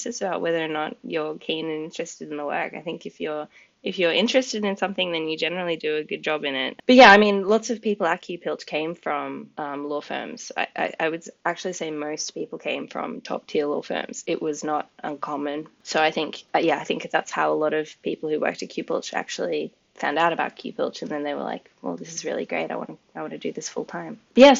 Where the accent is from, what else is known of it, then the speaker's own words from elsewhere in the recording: United Kingdom; But also, I'm a British citizen and I've always wanted to live over here.